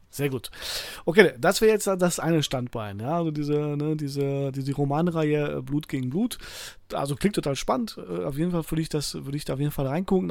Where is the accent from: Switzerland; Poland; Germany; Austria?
Poland; als Pole